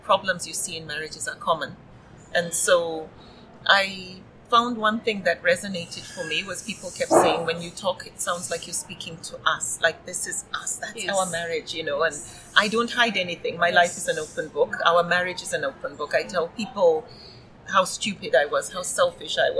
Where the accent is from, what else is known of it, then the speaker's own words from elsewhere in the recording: Nigeria; I grew up in Nigeria, though I traveled a lot